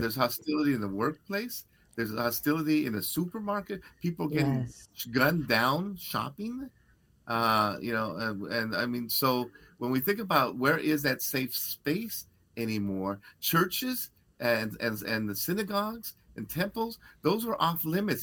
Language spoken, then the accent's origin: English; Los Angeles, California, United States; I grew up in East LA, and the gang house was in the corner